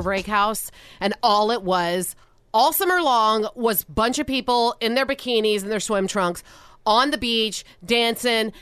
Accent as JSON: {"language": "English", "region": "Louisiana", "country": "United States", "tie": "born or raised there", "moved": "yes", "said": "Louisiana, my home state"}